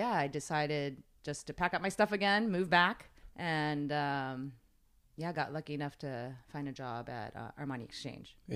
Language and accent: English; Tokyo, Japan; moved away as an adult; they moved to Japan uh, for work, and so I was born here, but um, I grew up in Tokyo. Okay. Yeah, and I went to an American school there.